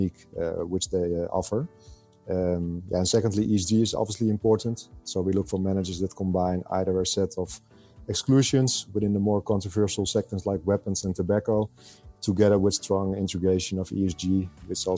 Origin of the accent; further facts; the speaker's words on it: Netherlands; I'm born and raised in the Netherlands